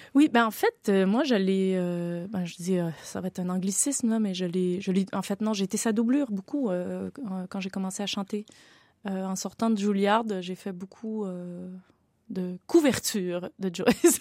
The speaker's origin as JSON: {"language": "French", "region": "Quebec", "country": "Canada", "said": "je viens du Canada"}